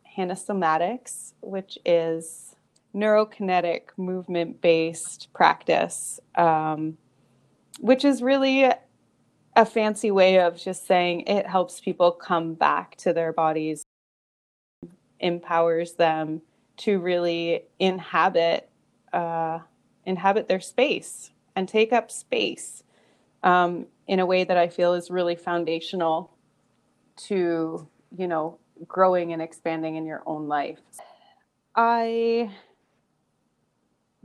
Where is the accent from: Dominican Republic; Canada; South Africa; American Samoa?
Canada; moved away as an adult; also born or lived in Northern California, United States; now in California, United States; I was born in Canada. I have been living in the U.S. now in California for about 8 years.